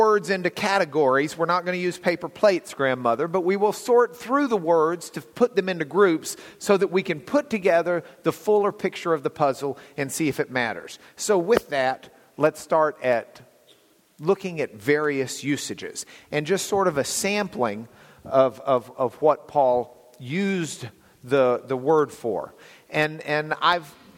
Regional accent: Lubbock, Texas, United States; also born or lived in Dallas; where I grew up in Lubbock

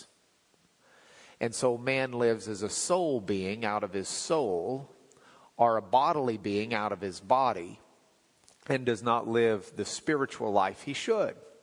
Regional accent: Lubbock, Texas, United States; When I was growing up in Lubbock, I was in high school.

